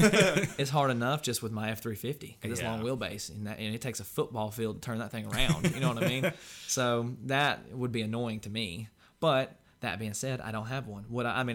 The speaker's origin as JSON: {"language": "English", "region": "Georgia", "country": "United States", "said": "we're from Georgia"}